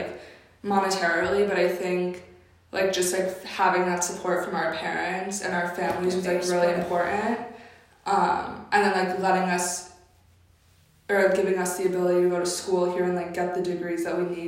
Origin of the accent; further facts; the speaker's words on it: Connecticut, United States; moved away; I grew up in Connecticut